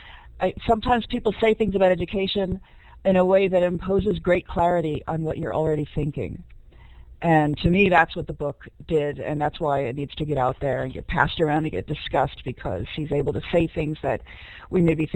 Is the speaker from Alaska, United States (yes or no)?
no; New York City, New York, United States; also born or lived in Central Maine; now in Maine, United States; I'm a school board member from Central Maine, very, very rural area. I'm actually originally from New York City, came up here, and a very low income area.